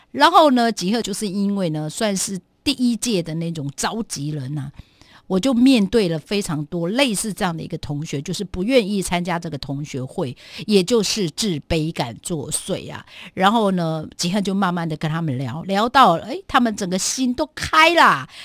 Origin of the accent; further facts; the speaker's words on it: Guangfu, Hualien County, Taiwan; 我部落，应该是说我的故乡，在小学，当时就只有我们家隔壁的那个学校，就整个光复乡啊